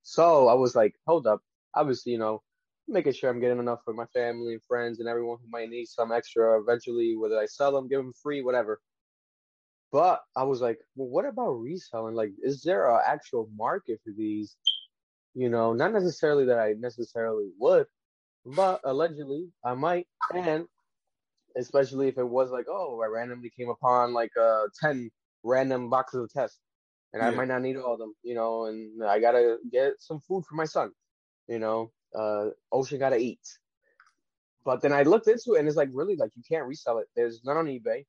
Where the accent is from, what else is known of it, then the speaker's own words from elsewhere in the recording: Rhode Island, United States; we're from Rhode Island, the smallest state in the country of the United States